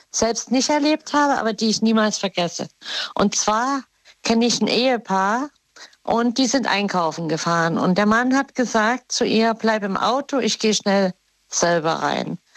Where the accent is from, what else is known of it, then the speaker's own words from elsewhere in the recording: West Germany, Germany; Ich, du weißt ja, ich bin ja von hier also von Westdeutschland in die DDR gezogen und dann wieder zurück.